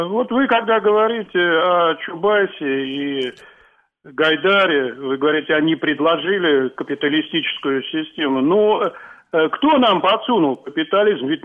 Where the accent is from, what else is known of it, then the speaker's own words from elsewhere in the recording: Moscow Oblast, Russia; я из Подмосковья.